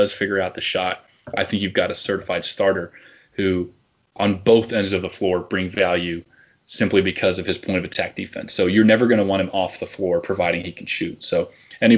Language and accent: English; Tennessee, United States; also born or lived in Columbus, Ohio; I'm from Tennessee my whole life